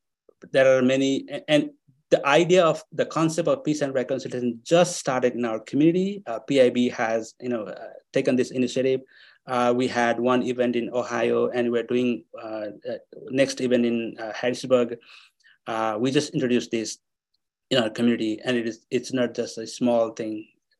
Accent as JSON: {"language": "English", "country": "Nepal", "tie": "born or raised there", "also_born_or_lived": "Bhutan / Kathmandu, Nepal / Atlanta, United States", "second_language": "English", "moved": "as an adult", "lives_now": "Manchester, United States", "said": "in Bhutanese refugee camp in Nepal, our medium of instruction was in English. So I was able to speak a little bit of English"}